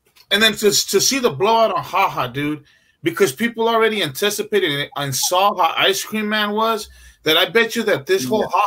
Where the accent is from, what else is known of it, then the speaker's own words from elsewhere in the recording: California, United States; we're from California